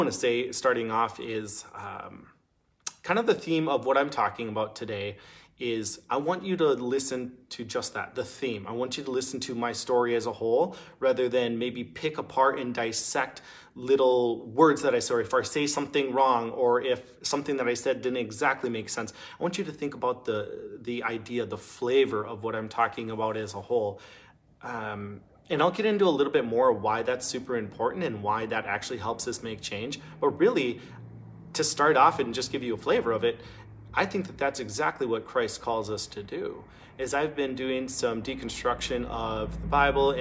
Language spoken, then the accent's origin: English; Minneapolis, Minnesota, United States; moved away as an adult; now in Duluth, United States; I grew up in Minneapolis